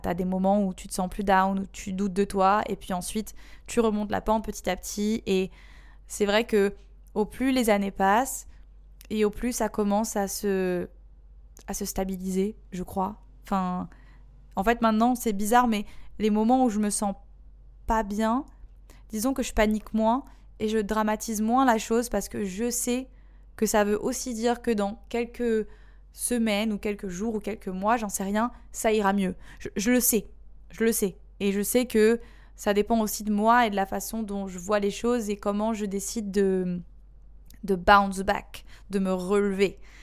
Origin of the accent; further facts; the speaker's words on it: Marseille, Provence-Alpes-Côte d'Azur, France; moved away as an adult; also born or lived in Bali, Indonesia; now in Indonesia; je suis marseillaise